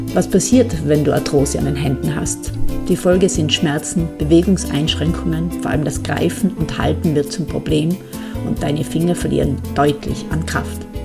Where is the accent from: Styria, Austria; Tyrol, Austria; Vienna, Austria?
Tyrol, Austria; accent: Tyrolean dialect; hörst es an meinem Dialekt. Ich komme aus Tirol. Das ist meine Heimat